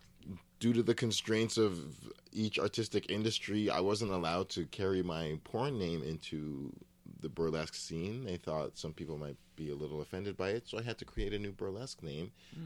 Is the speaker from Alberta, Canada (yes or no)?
yes; Edmonton, Alberta, Canada; also born or lived in Ottawa / Fort McMurray / Toronto; We were in many different cities. I grew up in Edmonton and Ottawa and Fort McMurray and Toronto.